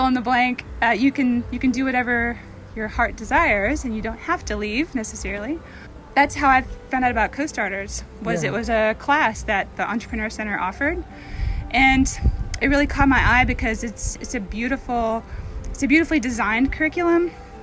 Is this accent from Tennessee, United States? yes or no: yes; Roane County, Tennessee, United States; moved away as an adult; When I first moved back home, I'm from this area originally. I'm from Roane County